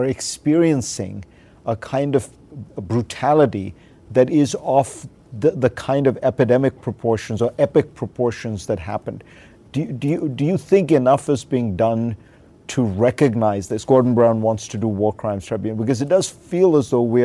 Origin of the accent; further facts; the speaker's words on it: India; When I was a teenager growing up in India